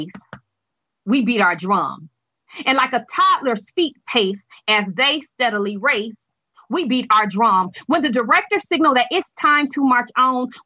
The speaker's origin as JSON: {"language": "English", "town": "Detroit", "region": "Michigan", "country": "United States", "tie": "born or raised there", "said": "I am born and raised in Detroit"}